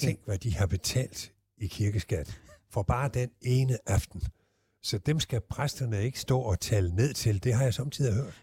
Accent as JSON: {"language": "Danish", "area": "Southern Jutland", "region": "Southern Denmark", "country": "Denmark", "said": "jeg er jo sønderjyde"}